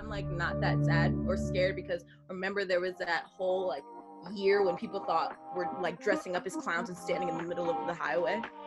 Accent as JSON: {"language": "English", "area": "Long Island", "region": "New York", "country": "United States", "moved": "as an adult", "lives_now": "California, United States", "said": "I'm from Long Island, New York."}